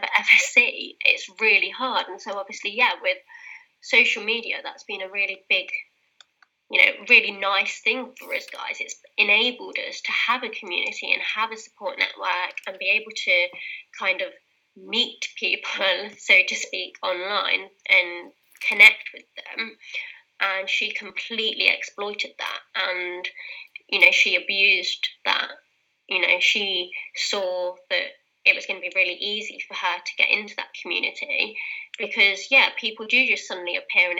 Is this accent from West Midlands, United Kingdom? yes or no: no; Leicester, East Midlands, United Kingdom; accent: British; My hometown, Leicester